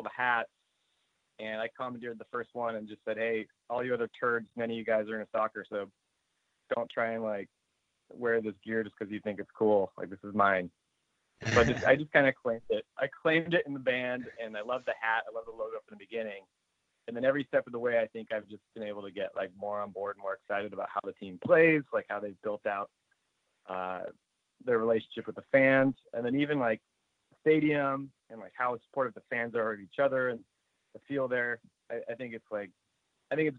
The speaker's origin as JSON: {"language": "English", "region": "Southern California", "country": "United States", "tie": "born or raised there", "said": "I grew up playing soccer in Southern California"}